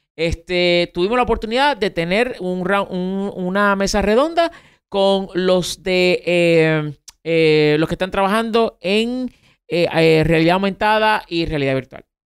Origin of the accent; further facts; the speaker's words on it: Puerto Rico; en Puerto Rico, eh, pues para algunas cosas somos parte de Estados Unidos